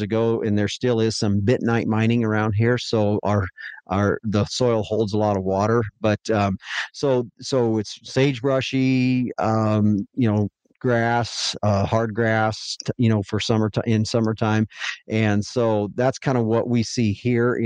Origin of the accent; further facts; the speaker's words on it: near Devils Tower, Wyoming, United States; moved away as an adult; also born or lived in Billings, Montana; I was raised on a ranch just that sits south of Devil's Tower, Wyoming, about 9 miles.